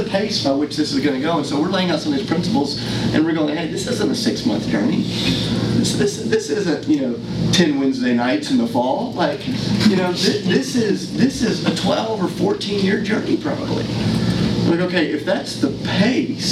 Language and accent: English; United States; as American Christians